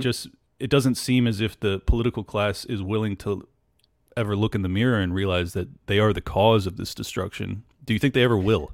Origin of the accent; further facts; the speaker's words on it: San Diego, California, United States; moved away; I was born and raised in California, in San Diego